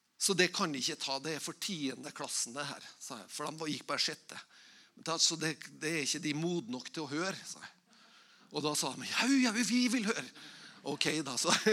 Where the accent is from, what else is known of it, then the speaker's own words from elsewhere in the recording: Tingvoll, Møre og Romsdal, Norway; Igjen så kommer jeg fra Tingvoll